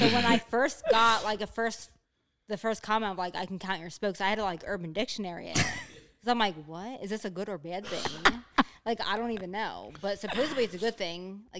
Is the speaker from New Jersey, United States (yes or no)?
yes; New Jersey, United States; So, yeah, I'm from New Jersey